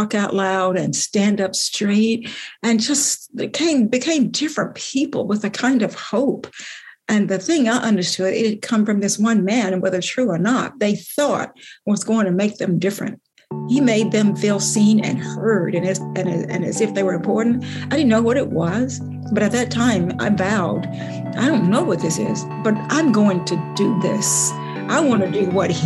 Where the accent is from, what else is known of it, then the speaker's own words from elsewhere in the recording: the South, United States; growing up in the South